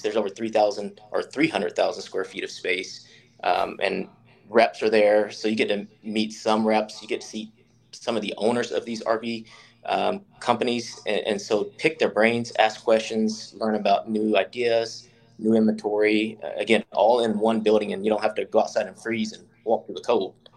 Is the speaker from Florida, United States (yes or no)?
no; Charlotte, North Carolina, United States; moved away; I grew up in Charlotte, North Carolina